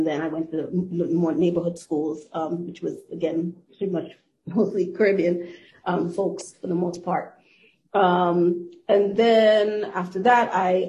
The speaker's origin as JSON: {"language": "English", "town": "New York City", "region": "New York", "country": "United States", "tie": "born or raised there", "also_born_or_lived": "Washington, D.C.", "moved": "yes", "lives_now": "Boston, United States", "said": "I permanently live in the Boston area, but I've moved around a bit. I was born and raised in Brooklyn, New York, East Flatbush, if anybody knows New York well at all. So that is a very much a Caribbean community."}